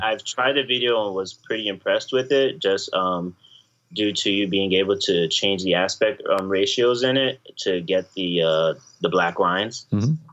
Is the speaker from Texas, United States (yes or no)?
no; Florida, United States; moved away as an adult; now in New York, United States; I was from I'm from Florida, but I moved to New York recently